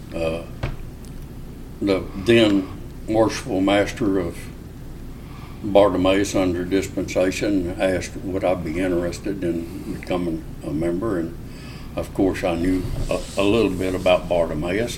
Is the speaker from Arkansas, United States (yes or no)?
yes; Arkansas, United States; moved away as an adult; also born or lived in Mobile, Alabama / Ketchikan, Alaska / Corpus Christi, Texas / Cincinnati, Ohio; I was raised in Arkansas